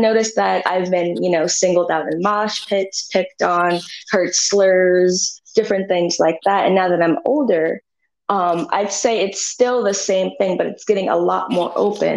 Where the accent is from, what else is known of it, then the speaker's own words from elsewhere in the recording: Philadelphia, Pennsylvania, United States; moved away; also born or lived in Shaker Heights, Cleveland, Ohio; I grew up in a community in West Philadelphia that was poor